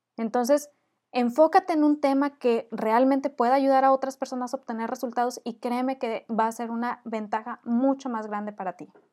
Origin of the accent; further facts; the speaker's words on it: Monterrey, Nuevo León, Mexico; accent: regio fresa; mi acento regio fresa